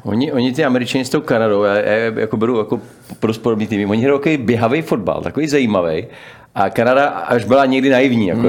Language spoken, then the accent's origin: Czech; Czechia; u nás v Čechách